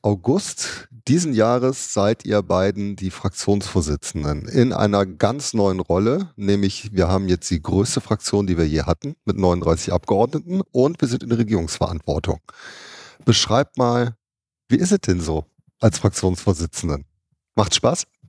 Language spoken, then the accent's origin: German; Düsseldorf, North Rhine-Westphalia, Germany; also born or lived in Duisburg; ich bin Duisburg geboren. Ne? Ich bin eigentlich Ruhrgebietskind, aber auch sehr, sehr schnell nach Düsseldorf